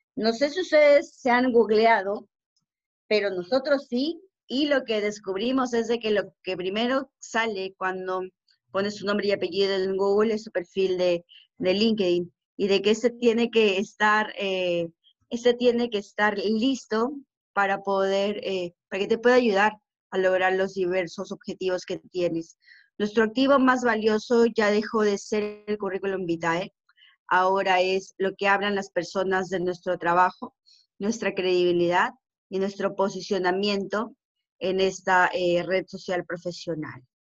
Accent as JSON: {"language": "Spanish", "country": "Peru", "said": "somos los únicos peruanos, en este modelo de negocio"}